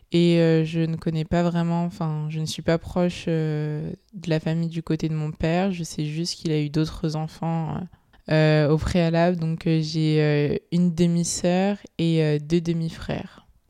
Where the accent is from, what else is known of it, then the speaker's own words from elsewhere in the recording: Ivry-sur-Seine, Île-de-France, France; now in Paris, France; j'ai grandi dans le centre-ville d'Ivry jusqu'à ma quatrième où j'ai déménagé dans Paris 15